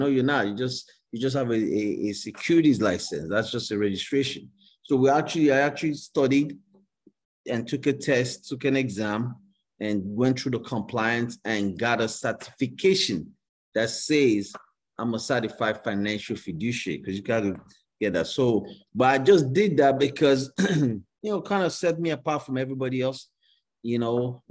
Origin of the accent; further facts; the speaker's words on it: Nigeria; moved away as an adult; now in United States; growing up in Nigeria, you know, going to school and everything.